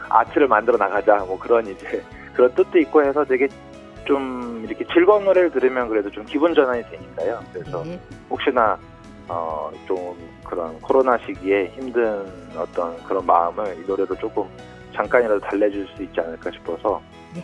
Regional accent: South Korea; moved away as an adult; now in Fukuoka, Japan; 저도 이제 또 한국인이다 보니까

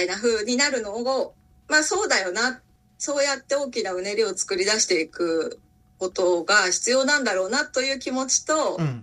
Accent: Tokyo, Japan; 私は東京でえー、生まれ育って今も東京に住んでいるんです

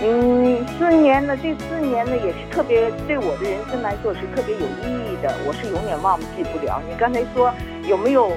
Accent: Shanghai, China; moved away as an adult; also born or lived in Nagasaki, Japan; now in Fukuoka, Japan; ，我是来自上海的。

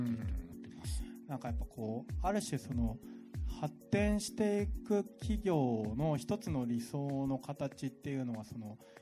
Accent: Tokyo, Japan; moved away; 僕ももともと東京で生まれて今はもう東京住んでないんだけど

